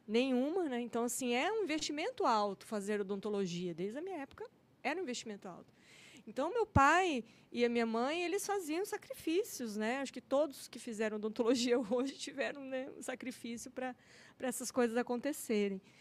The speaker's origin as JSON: {"language": "Portuguese", "town": "Porto dos Gaúchos", "region": "Mato Grosso", "country": "Brazil", "tie": "born or raised there", "also_born_or_lived": "São Paulo", "lives_now": "Cuiabá, Brazil", "said": "Eu nasci em São Paulo, minha família, meus parentes, todos é de São Paulo, mas meu pai e minha mãe vieram para cá, para o Mato Grosso. Eu tinha dois aninhos de idade, então eu sou mato-grossense."}